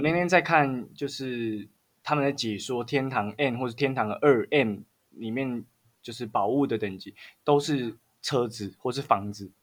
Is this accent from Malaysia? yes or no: no; Taiwan; accent: Taiwanese; 因为我台湾口音